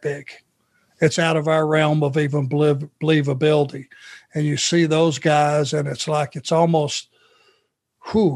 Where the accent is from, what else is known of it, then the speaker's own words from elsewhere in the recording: Rome, Georgia, United States; Pee Wee, the referee, Anderson, who I grew up with in Rome, Georgia